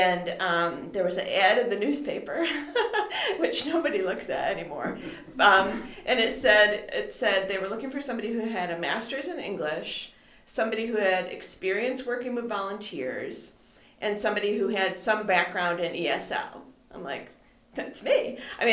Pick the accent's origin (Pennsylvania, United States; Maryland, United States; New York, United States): New York, United States; Macedon; also born or lived in Florida; now in Buffalo, United States; I'm from the Rochester area. I actually grew up in Macedon